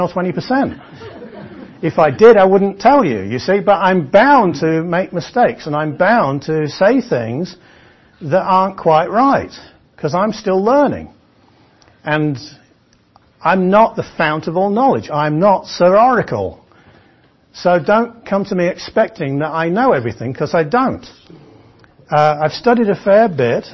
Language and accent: English; England, United Kingdom; But I'm English